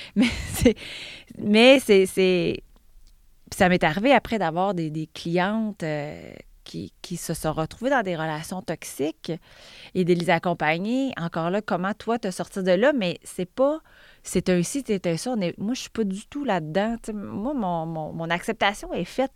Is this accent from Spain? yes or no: no; Val-d'Or, Quebec, Canada; moved away as an adult; now in South Shore of Montreal, Canada; J'ai grandi en Abitibi. J'ai même fait l'université en Abitibi